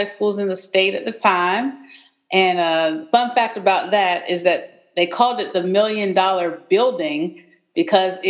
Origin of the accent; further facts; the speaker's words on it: Tuskegee, Alabama, United States; moved away as an adult; now in Fayetteville, United States; I am originally from Tuskegee, Alabama. I grew up about a block away from Tuskegee University.